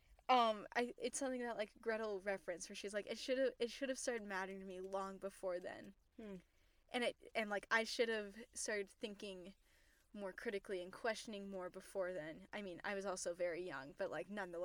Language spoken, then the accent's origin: English; Utah, United States; I grew up in Utah.